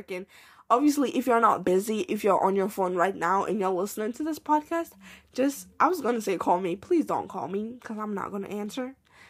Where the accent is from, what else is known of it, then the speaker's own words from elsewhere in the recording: Côte d’Ivoire; Like, I identify as an Ivorian. Like, I'm from Ivory Coast. I'm Ivorian now.